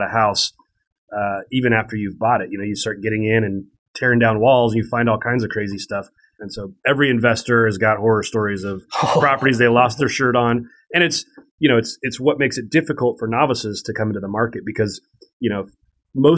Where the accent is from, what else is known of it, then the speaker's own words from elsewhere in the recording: Spokane, Washington, United States; I grew up in Spokane, Washington, which is a medium-sized town in eastern Washington, right on the Idaho border